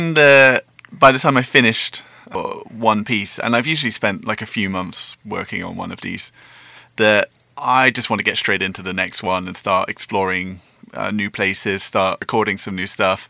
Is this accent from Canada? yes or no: no; England, United Kingdom; moved away as an adult; now in Taiwan; I'm from quite a small town. It was a choice of either move to London or stay in that town